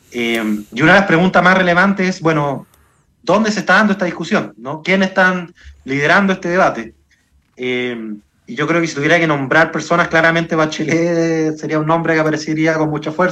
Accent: Chile; esta conmemoración sea una oportunidad para, sin olvidar ese, esa tragedia, digamos, eh, encontrarnos como chilenos.

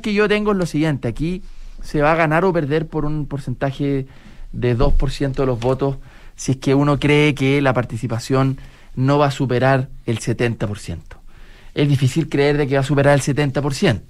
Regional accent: Chile; vamos a seguir siendo chilenos y vamos a habitar esta patria común

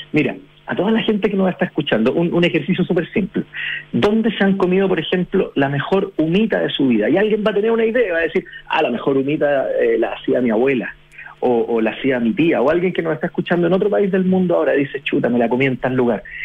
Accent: Chile; como chilenos

